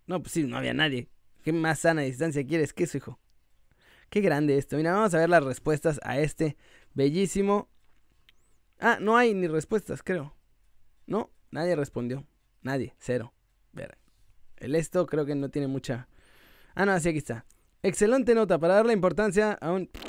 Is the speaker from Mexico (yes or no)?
yes; Mexico; yo soy mexicano, eh, pero le voy al Real Madrid.